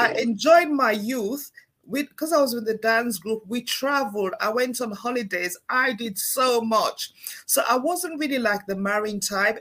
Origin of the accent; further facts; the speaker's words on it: Sierra Leone; moved away; I grew up back home in Sierra Leone